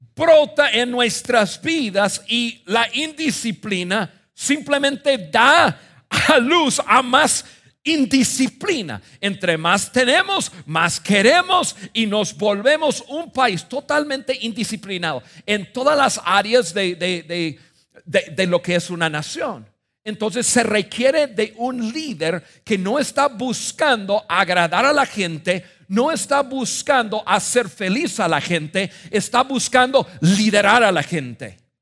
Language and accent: Spanish; United States; moved away as an adult; now in Mexico; yo nací en Estados Unidos